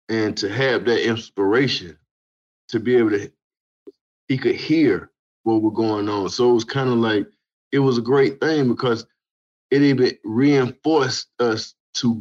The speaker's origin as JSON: {"language": "English", "town": "Atlanta", "region": "Georgia", "country": "United States", "tie": "born or raised there", "said": "growing up in Southwest Atlanta."}